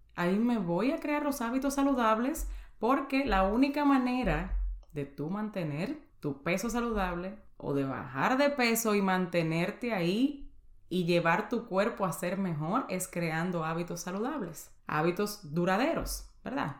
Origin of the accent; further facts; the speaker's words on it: Dominican Republic; moved away as an adult; now in United States; soy dominicana y tengo viviendo en Estados Unidos 12 años. Llegué aquí a la edad de 18 años